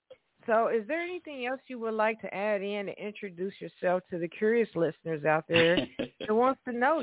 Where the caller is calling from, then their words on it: Evansville, Indiana, United States; I'm calling from Evansville, Indiana, everyone. Yes, this is … calling in from Evansville, Indiana.